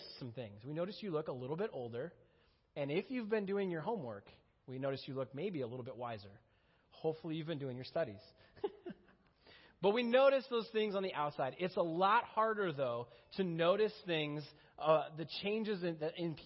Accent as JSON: {"language": "English", "region": "Minnesota", "country": "United States", "tie": "born or raised there", "moved": "as an adult", "said": "I grew up in Minnesota"}